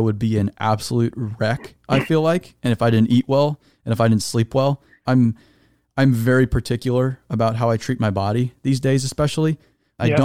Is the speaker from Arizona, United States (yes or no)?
yes; Arizona, United States; I'm from Arizona